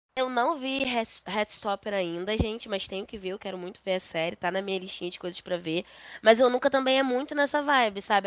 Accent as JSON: {"language": "Portuguese", "country": "Brazil", "said": "eu sou brasileiro"}